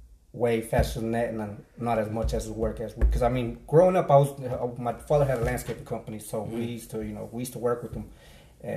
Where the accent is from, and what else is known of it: Dallas, Texas, United States; born or raised there; also born or lived in Mexico